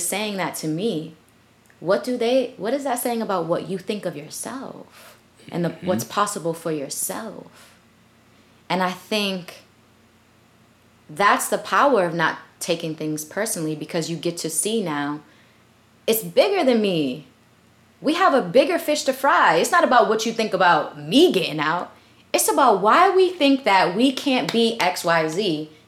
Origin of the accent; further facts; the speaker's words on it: Boston, Massachusetts, United States; also born or lived in Philadelphia; we moved to Boston when I was a baby still. So essentially, I was raised in Boston.